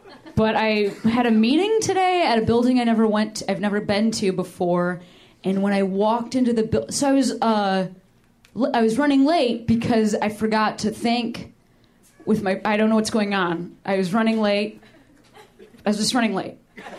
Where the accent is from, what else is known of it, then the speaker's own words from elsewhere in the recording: Chicago, Illinois, United States; now in Los Angeles, United States; I'm from Chicago.